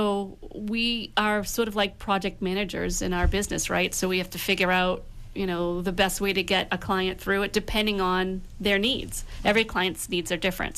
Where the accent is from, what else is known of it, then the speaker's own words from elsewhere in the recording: Pembroke, Massachusetts, United States; I grew up in Pembroke